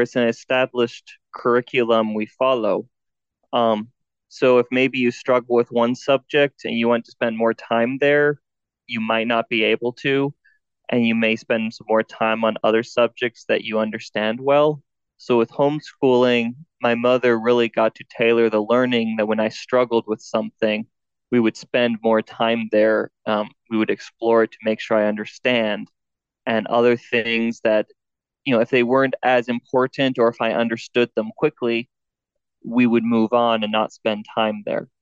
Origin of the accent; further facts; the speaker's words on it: South Dakota, United States; moved away as an adult; also born or lived in Nevada; I grew up in the country in South Dakota where I was homeschooled by my mom until I went off to college